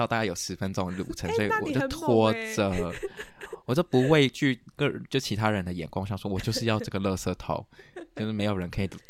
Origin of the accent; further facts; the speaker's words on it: Taichung, Taiwan; 我不住台北，我不知道。我是都是去那种车，对不对？我是台中人，我们有个巴士